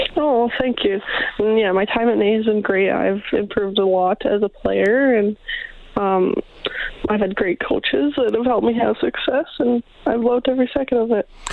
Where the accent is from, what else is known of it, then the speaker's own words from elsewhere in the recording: Brandon, Manitoba, Canada; moved away as an adult; now in Edmonton, Canada; I grew up in uh, Brandon, Manitoba